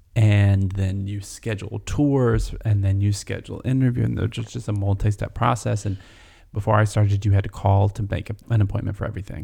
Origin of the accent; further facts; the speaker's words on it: North Georgia, United States; where I grew up in North Georgia